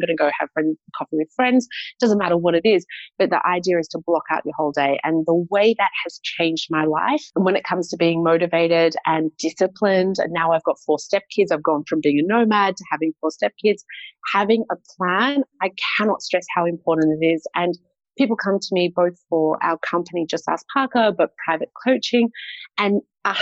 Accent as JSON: {"language": "English", "country": "Australia", "tie": "born or raised there", "also_born_or_lived": "Poland", "moved": "as an adult"}